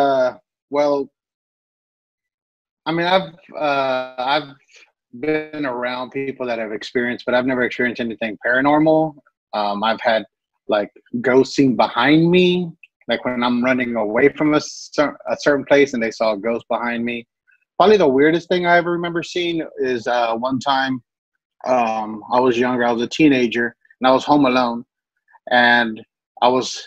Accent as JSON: {"language": "English", "town": "Dallas", "region": "Texas", "country": "United States", "tie": "born or raised there", "also_born_or_lived": "Irving, Texas", "said": "I grew up in the barrio in Dallas called Oak Cliff. Born and raised there. Well, actually, I was born in Irving, but I moved to Oak Cliff when I was a year old"}